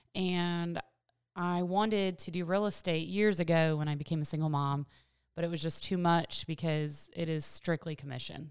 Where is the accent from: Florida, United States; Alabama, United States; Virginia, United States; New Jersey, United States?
Virginia, United States; moved away as an adult; also born or lived in Washington State; now in Clarksville, United States; I grew up in Virginia